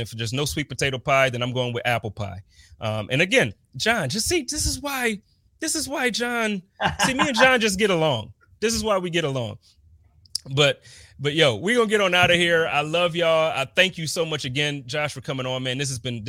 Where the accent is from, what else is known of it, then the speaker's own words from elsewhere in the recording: Buffalo, New York, United States; Man, it's I was always born and raised in Buffalo.